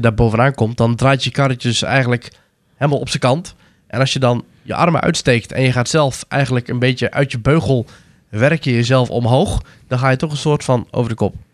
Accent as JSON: {"language": "Dutch", "region": "North Brabant", "country": "Netherlands", "tie": "born or raised there", "said": "ik kom natuurlijk uit Brabant, dus we gingen bijna nooit met schoolreis naar de Efteling"}